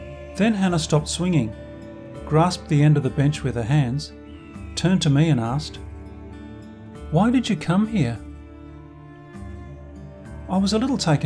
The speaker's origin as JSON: {"language": "English", "country": "Australia", "said": "I'm from Australia"}